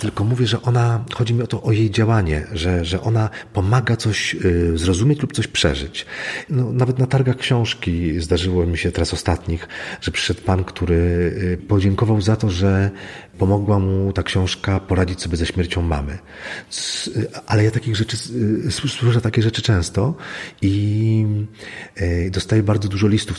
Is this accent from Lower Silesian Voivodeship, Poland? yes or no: yes; Złotoryja, Lower Silesian Voivodeship, Poland; ja się wychowałem mm, w maleńkiej miejscowości Złotoryja